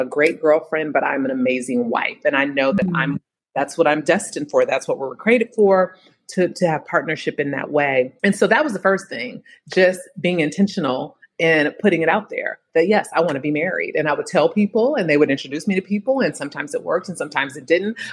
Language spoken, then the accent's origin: English; Bay Area, California, United States; now in Philadelphia, United States; I'm from the Bay Area originally, home of Silicon Valley